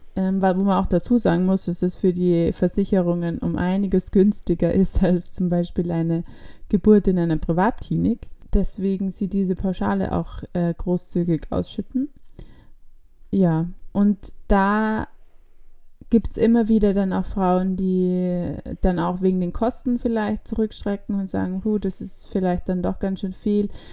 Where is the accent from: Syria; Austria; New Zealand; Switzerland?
Austria; bei uns in Österreich